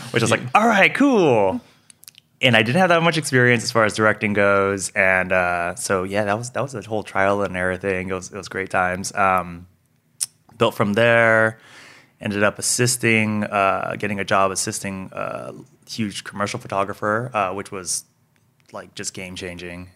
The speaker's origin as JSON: {"language": "English", "town": "Monterey Park", "region": "California", "country": "United States", "tie": "born or raised there", "also_born_or_lived": "Fullerton", "said": "I grew up in SoCal, grew up in Monterey Park"}